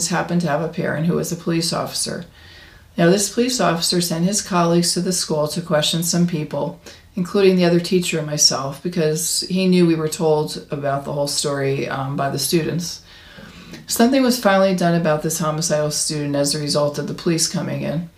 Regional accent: Arizona, United States; my home state of Arizona

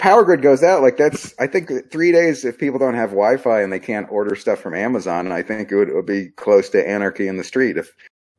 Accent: Arizona, United States; I grew up in Arizona

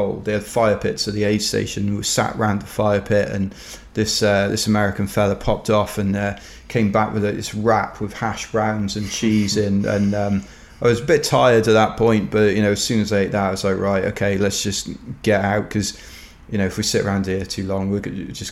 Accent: London, United Kingdom; I'm from London

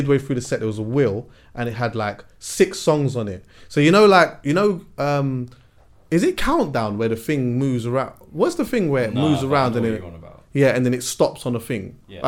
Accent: Jamaica; See, like, as a Jamaican as well, yeah.

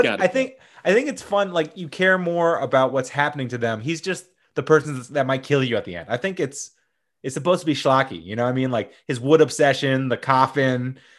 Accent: Columbia, South Carolina, United States; He is from my hometown of Columbia, South Carolina.

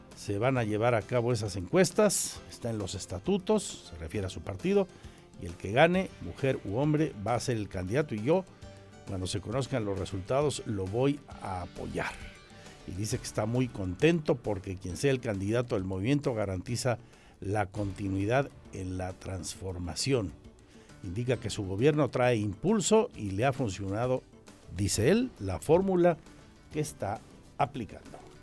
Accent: Querétaro, Mexico; Somos de Querétaro

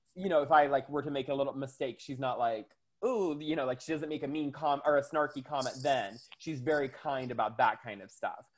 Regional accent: the South, United States; I'm from, I grew up in the South

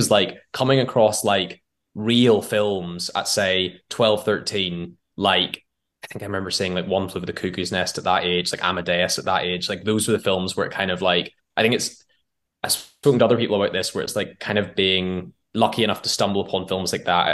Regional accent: Northern Ireland, United Kingdom; now in London, United Kingdom; I grew up in Northern Ireland, or the island of Ireland, whatever your preference is, in a very small town that's like 30 minutes north of Belfast

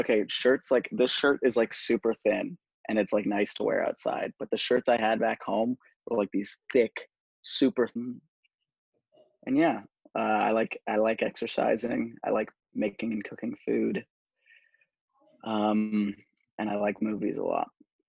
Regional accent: Colorado, United States; moved away as an adult; now in Florida, United States; I'm from Colorado, and I came down to Florida for school, so I'm a bit of a tourist down here.

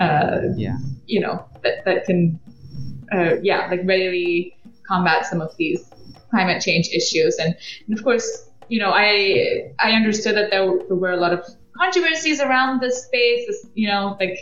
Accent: Belgium; moved away as an adult; also born or lived in United Kingdom; I grew up in Belgium, did my undergraduate studies in the UK at Imperial College in mechanical engineering

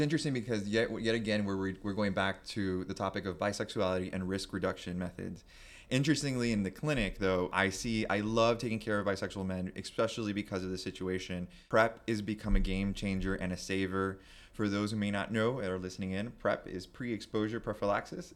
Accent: Miami, Florida, United States; growing up in, or boy at that time, growing up in Miami to a Cuban family, first generation

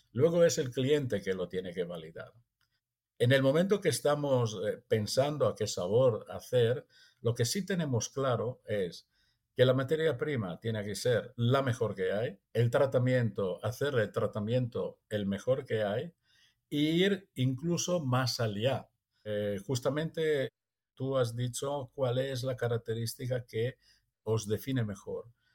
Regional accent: Italy; now in Empuriabrava, Spain; soy italiano

